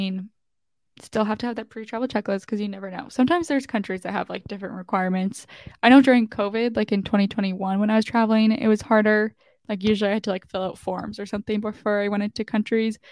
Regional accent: Canada; I'm literally from Canada

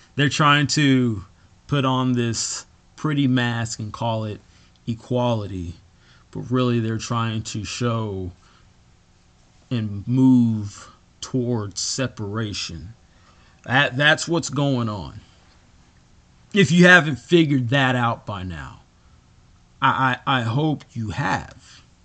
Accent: United States; I am an American.

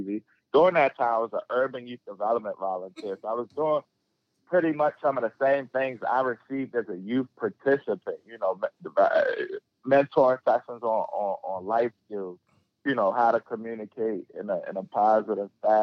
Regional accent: Baltimore, Maryland, United States; I grew up in West Baltimore

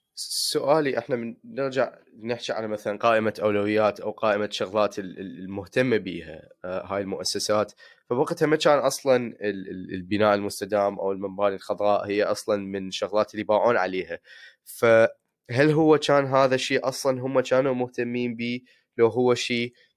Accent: Iraq

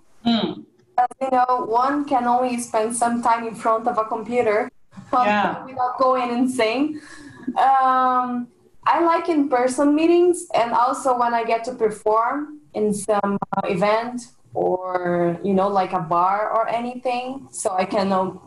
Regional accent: Brazil; I'm from Brazil

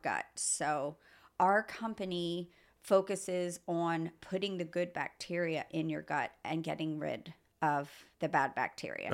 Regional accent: Lebanon, Pennsylvania, United States; also born or lived in Philadelphia / Phoenixville / Ohio; I grew up in Pennsylvania my whole life, basically Mount Gretna, Lebanon.

